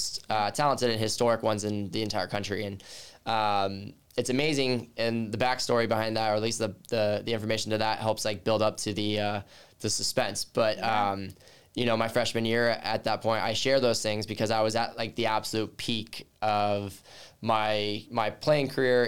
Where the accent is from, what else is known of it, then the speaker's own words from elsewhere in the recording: Southern California, United States; moved away; Born and raised in Southern California and grew up a baseball player my entire life